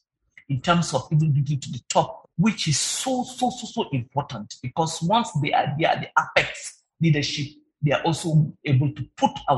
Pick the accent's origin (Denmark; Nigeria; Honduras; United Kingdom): Nigeria; us as Nigerian women workers